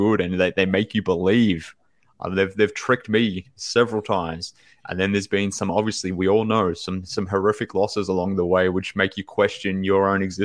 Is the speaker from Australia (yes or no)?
yes; Australia; from Australia